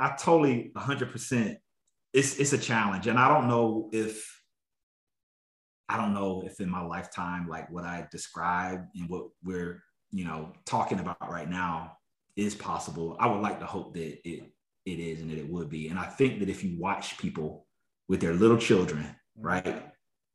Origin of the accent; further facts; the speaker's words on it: South Carolina, United States; I grew up in South Carolina